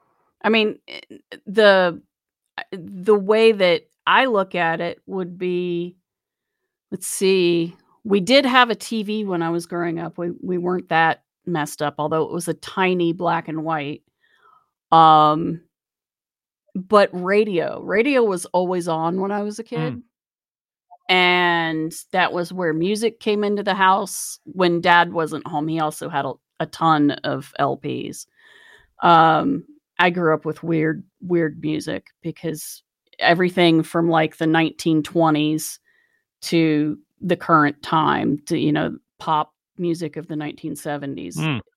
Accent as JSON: {"language": "English", "town": "Charleston", "region": "West Virginia", "country": "United States", "tie": "born or raised there", "said": "I grew up in the Kanawha Valley in Charleston. So there's chemical plants all up and down that river."}